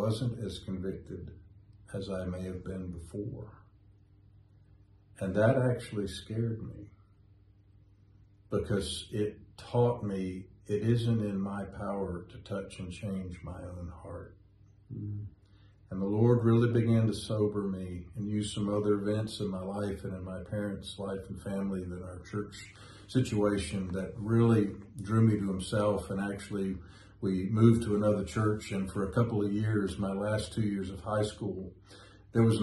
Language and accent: English; Winston-Salem, North Carolina, United States; moved away; It's actually my hometown, but we moved to Winston when I was 25